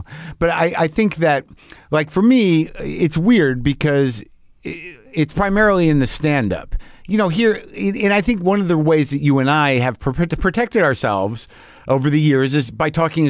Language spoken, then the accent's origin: English; New Mexico, United States; I grew up in New Mexico. A lot of guns around. My dad had guns.